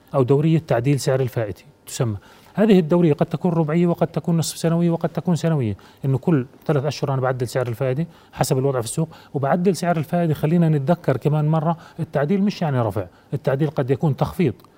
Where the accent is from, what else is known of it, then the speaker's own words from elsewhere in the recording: Jordan; أنا كمواطن أردني